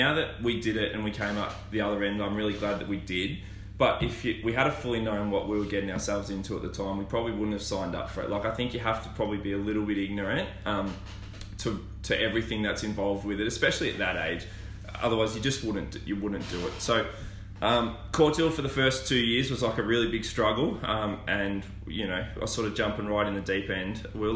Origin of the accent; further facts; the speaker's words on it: Melbourne, Victoria, Australia; moved away as an adult; now in Bendigo, Australia; where I grew up in Bayside